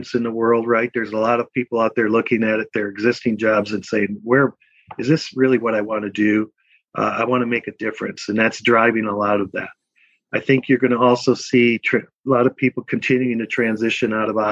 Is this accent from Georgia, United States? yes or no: no; Milwaukee, Wisconsin, United States; moved away as an adult; now in Minnesota, United States; I was born and raised in Milwaukee, Wisconsin